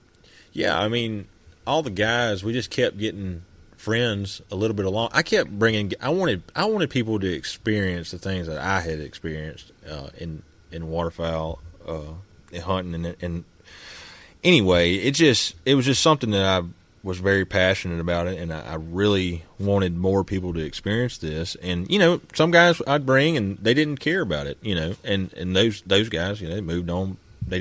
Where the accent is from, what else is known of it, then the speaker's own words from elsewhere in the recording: United States; growing up in Abbott County, we ain't really experienced pigs.